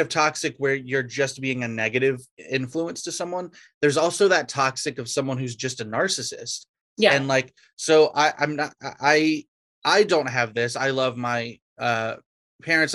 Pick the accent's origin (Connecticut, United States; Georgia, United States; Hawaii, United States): Georgia, United States; I'm from Georgia